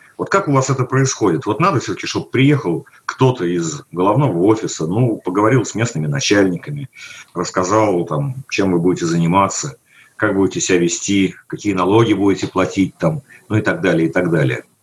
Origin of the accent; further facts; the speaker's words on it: Moscow, Russia; я как э, москвич